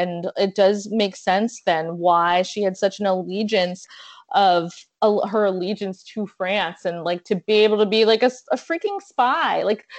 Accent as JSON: {"language": "English", "region": "South Florida", "country": "United States", "said": "I'm from South Florida."}